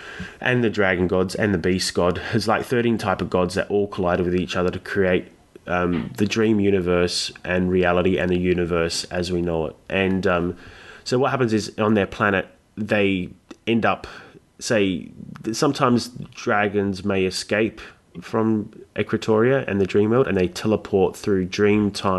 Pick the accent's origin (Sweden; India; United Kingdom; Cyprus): Cyprus; my background is, I'm from Greek, I'm Greek Cypriot. So like people of Cyprus, we have a lot of links to Greek, Egyptian, Syrian mythology, all that region.